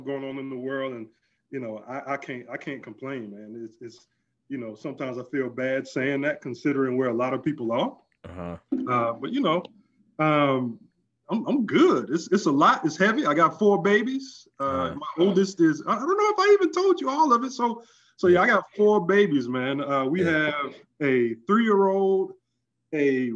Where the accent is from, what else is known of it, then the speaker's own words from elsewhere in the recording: Oak Hill, North Carolina, United States; I'm from North Carolina, out in the country, small township. I guess is the technical term of it. Out in Oak Hill, North Carolina, I grew up a country boy